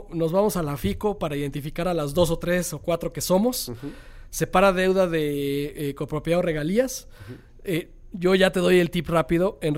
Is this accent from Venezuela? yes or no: no; Monterrey, Nuevo León, Mexico; me gusta la bodeguita y está en Monterrey, en mi